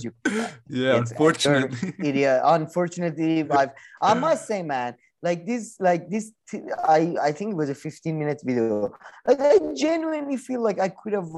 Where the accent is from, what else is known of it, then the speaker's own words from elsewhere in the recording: Iran; I'm from Iran